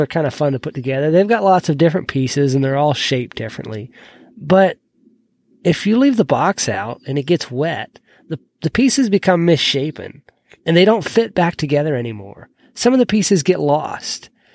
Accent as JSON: {"language": "English", "region": "Georgia", "country": "United States", "tie": "born or raised there", "moved": "as an adult", "said": "I moved away from Georgia about seven years ago, and I'd lived there all but about two years of my life."}